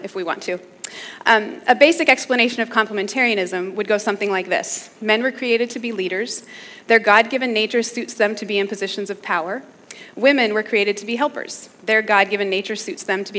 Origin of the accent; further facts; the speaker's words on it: Minneapolis, Minnesota, United States; I'm from Minneapolis, so I'm kind of a Midwest girl